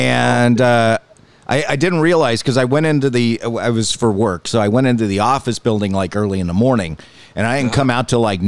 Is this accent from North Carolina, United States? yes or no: no; California, United States; I'm born and bred in California.